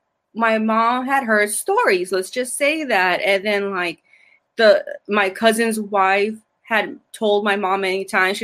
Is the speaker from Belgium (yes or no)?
no; Argentina; I'm from Argentina